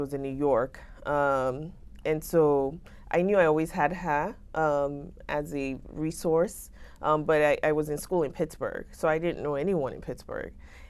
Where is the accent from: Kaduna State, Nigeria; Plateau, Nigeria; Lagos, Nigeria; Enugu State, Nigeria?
Lagos, Nigeria; moved away as an adult; now in United States; So I grew up in Nigeria, so in Lagos specifically.